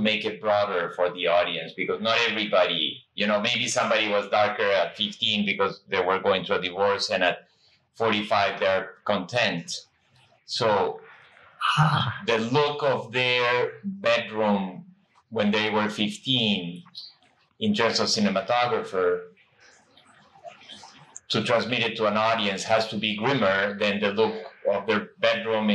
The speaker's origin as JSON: {"language": "English", "country": "Peru", "tie": "born or raised there", "moved": "as an adult", "said": "I grew up in South America in Peru"}